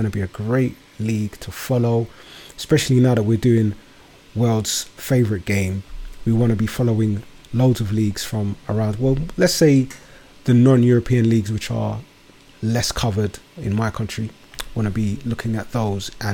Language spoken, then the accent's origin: English; London, United Kingdom; my borough where I was born and raised. Shout out to Woburn Forest